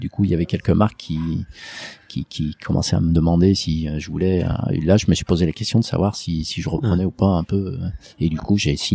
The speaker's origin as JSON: {"language": "French", "town": "Lyon", "region": "Auvergne-Rhône-Alpes", "country": "France", "said": "moi je suis lyonnais"}